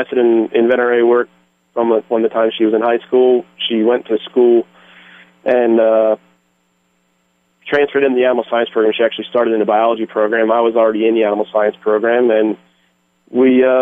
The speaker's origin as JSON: {"language": "English", "area": "just outside of Philadelphia", "region": "Pennsylvania", "country": "United States", "tie": "born or raised there", "also_born_or_lived": "Delaware / Georgia / Lehigh Valley, Pennsylvania", "said": "I am from Pennsylvania. I grew up just outside of Philadelphia"}